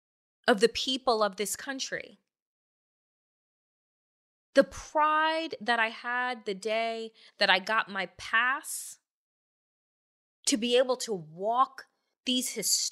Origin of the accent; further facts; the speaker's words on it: New York, United States; growing up on Eastern Long Island in a 95% white community, 95, 96, 98.